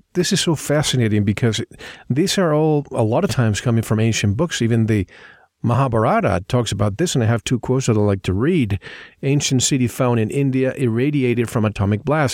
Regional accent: Puerto Rico; now in Tucson, United States; I grew up in the Caribbean in an island.

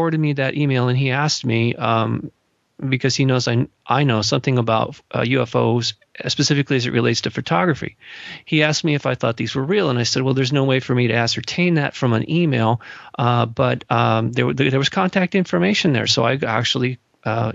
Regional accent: Malibu, California, United States; also born or lived in Los Angeles, California; growing up in Malibu and also the Los Angeles area

